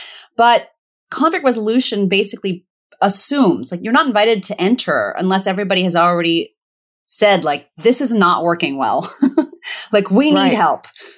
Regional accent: Zimbabwe; born there; also born or lived in Botswana / Virginia, United States; I was born in Zimbabwe because it was the closest good hospital to the village that they lived in Botswana

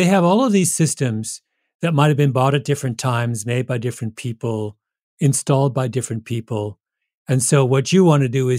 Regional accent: Canada; I'm Canadian.

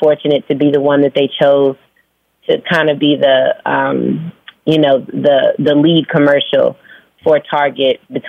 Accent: Phoenix, Arizona, United States; also born or lived in Virginia; now in Atlanta, United States; No, I was born in Virginia. I was raised in Phoenix. I moved to Atlanta like 16 years ago, and now I live between Atlanta and New York.

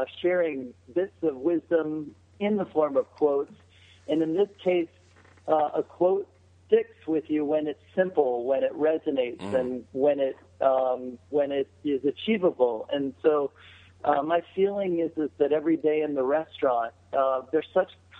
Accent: Cincinnati, Ohio, United States; I grew up outside of Cincinnati

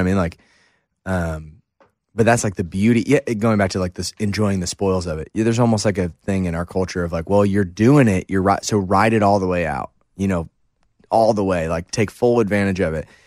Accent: St. Louis, Missouri, United States; growing up in Saint Louis

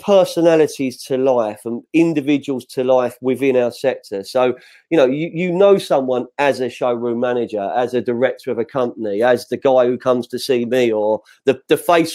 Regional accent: London, United Kingdom; accent: West London; my West London accent

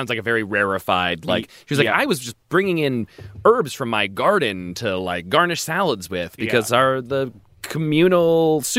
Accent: Baltimore, Maryland, United States; the suburb of Baltimore that I grew up in.

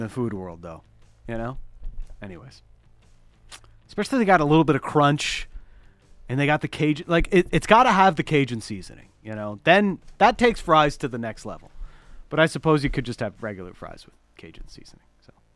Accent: Toronto, Ontario, Canada; now in Vancouver, Canada; I'm the guy from Toronto

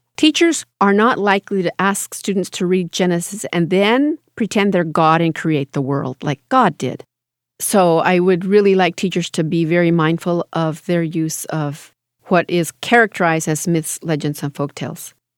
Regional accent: United States; We are Native Americans, we are American Indians

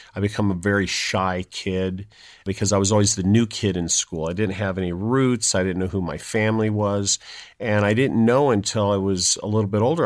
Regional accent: San Jose, California, United States; I was born in San Jose, California

